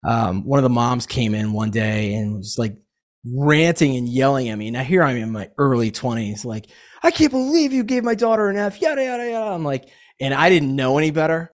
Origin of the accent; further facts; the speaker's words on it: Atlanta, Georgia, United States; also born or lived in Boston / Knoxville / New Hampshire; I grew up here in Atlanta